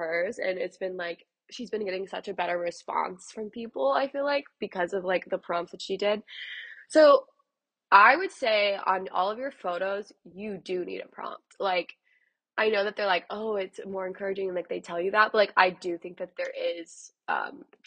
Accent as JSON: {"language": "English", "area": "a suburb outside of Dallas", "region": "Texas", "country": "United States", "tie": "born or raised there", "moved": "as an adult", "lives_now": "Los Angeles, United States", "said": "I'm originally from Texas, so I'm from a suburb outside of Dallas, grew up in that whole scene"}